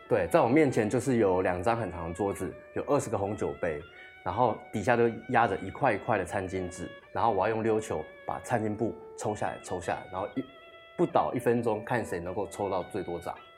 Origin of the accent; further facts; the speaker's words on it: Tainan, Taiwan; 我是台南人，其实家里面蛮传统的